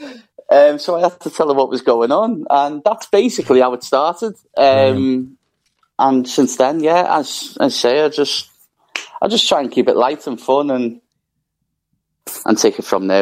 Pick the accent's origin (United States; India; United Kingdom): United Kingdom; Liverpool, North West England; growing up in Liverpool